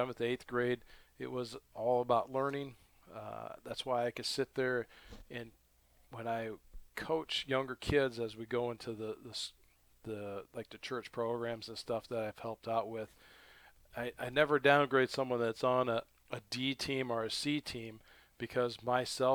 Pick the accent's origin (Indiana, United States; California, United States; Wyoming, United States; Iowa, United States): Iowa, United States; Toledo; now in Grinnell, United States; I grew up at South Tama. Toledo, Iowa is where I call my hometown